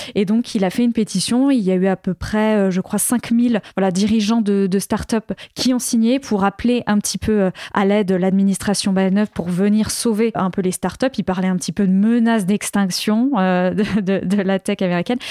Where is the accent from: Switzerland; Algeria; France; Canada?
France; chez nous, en France